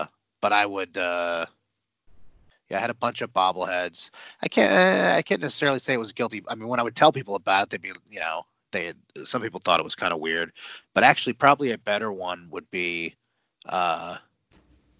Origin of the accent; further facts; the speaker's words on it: Houston, Texas, United States; I'm from Houston